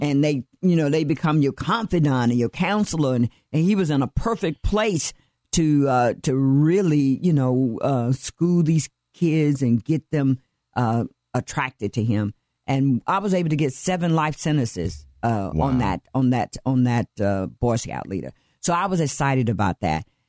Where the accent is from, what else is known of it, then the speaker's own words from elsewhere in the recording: Atlanta, Georgia, United States; now in Dallas County, United States; I'm originally from Atlanta, Georgia, yes. and I was born and raised there